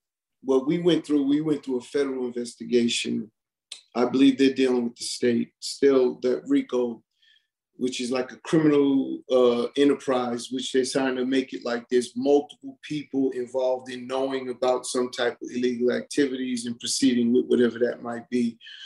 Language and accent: English; Hollis, New York, United States; I'm from Hollis, Queens. He's from Southside. Hollis and Southside is all in one.